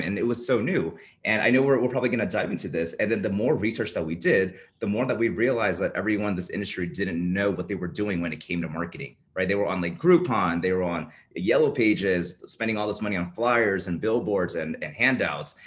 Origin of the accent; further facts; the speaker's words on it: Bay Area, California, United States; moved away as an adult; now in Las Vegas, United States; I was born and raised in the Bay Area